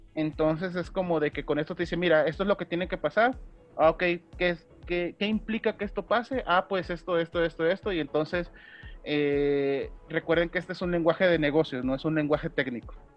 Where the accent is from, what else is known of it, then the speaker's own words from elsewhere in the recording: Veracruz, Mexico; soy de Veracruz